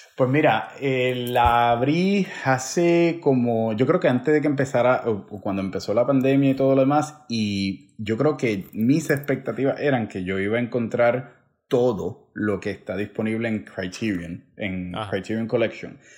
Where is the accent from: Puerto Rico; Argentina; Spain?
Puerto Rico; Villalba; como decimos en Puerto Rico, como decimos en, decía en mi pueblo Villalba